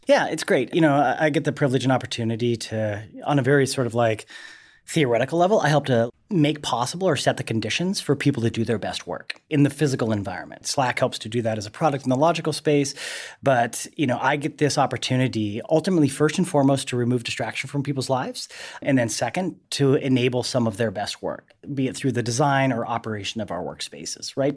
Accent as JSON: {"language": "English", "town": "Helena", "region": "Montana", "country": "United States", "tie": "born or raised there", "moved": "yes", "said": "I'm originally again from Helena, Montana"}